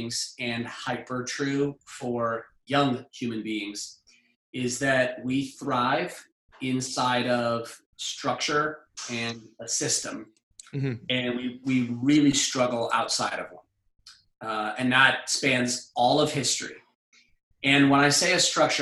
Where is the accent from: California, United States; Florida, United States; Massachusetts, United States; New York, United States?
California, United States; I grew up in California and lifeguards